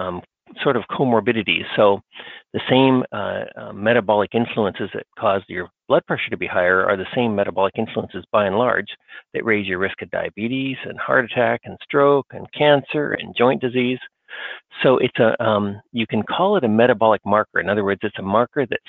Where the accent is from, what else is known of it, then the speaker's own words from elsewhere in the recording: Australia; moved away as an adult; now in United States; I was raised in Australia.